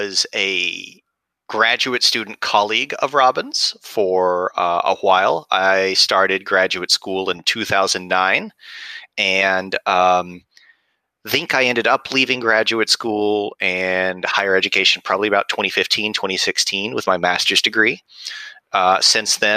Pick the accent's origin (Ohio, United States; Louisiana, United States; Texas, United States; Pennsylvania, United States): Texas, United States; West; I was born and raised in West Texas